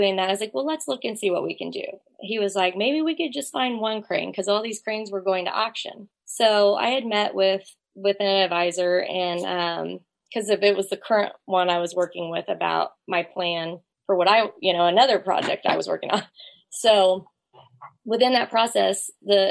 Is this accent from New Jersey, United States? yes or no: no; Kansas City, Missouri, United States; I grew up right here in the Kansas City area